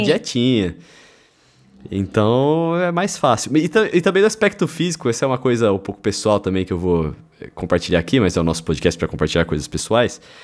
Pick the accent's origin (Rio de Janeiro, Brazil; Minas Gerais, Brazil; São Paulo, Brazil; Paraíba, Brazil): São Paulo, Brazil; Lençóis Paulista; now in São Paulo, Brazil; eu e o Brunão somos da mesma cidade, nós somos de Lençóis Paulista